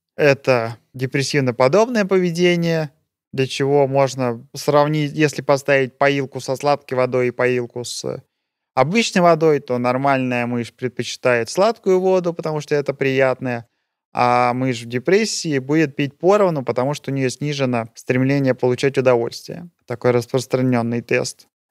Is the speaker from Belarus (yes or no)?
no; Russia; moved away as an adult; now in Switzerland; Есть у нас на родине такое представление